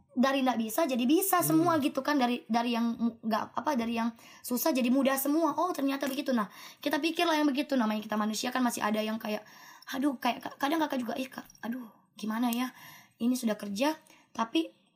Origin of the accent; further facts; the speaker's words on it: Nunukan, North Kalimantan, Indonesia; moved away; saya dari Nunukan